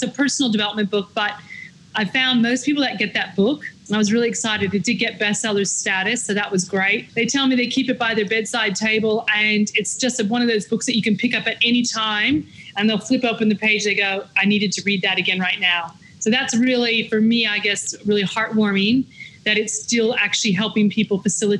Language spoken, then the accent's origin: English; Victoria, Australia; accent: Victorian; yes, now American accent there. So maybe it is. It's a Victorian lockdown accent.